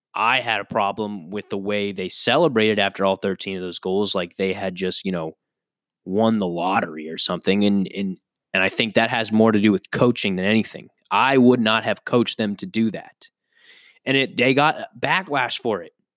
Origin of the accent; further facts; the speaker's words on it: United States; I am an American citizen